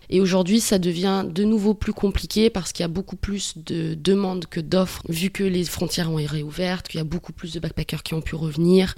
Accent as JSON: {"language": "French", "country": "New Caledonia", "also_born_or_lived": "France", "moved": "as an adult", "lives_now": "Australia", "said": "Je viens de Nouvelle-Calédonie et euh, à l'âge de 21 ans, je suis allée vivre en France pour euh, faire des études"}